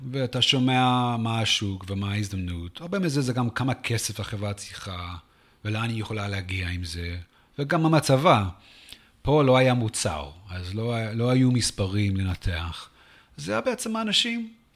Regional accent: San Antonio, Texas, United States; Hebrew is a second language; moved away as an adult; also born or lived in South Africa / Washington, D.C. / Jerusalem, Israel; now in Israel; אני גדלתי בעיקר בטקסס, בסן אנטוניו

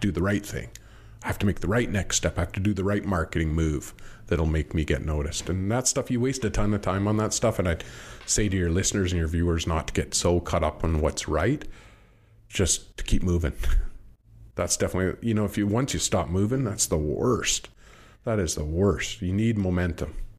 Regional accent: Canada; I'm Canadian

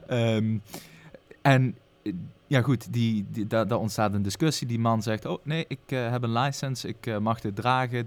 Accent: Maastricht, Limburg, Netherlands; als Bourgondier dan, want dat mag ik mezelf dan wel noemen als Maastrichtenaar

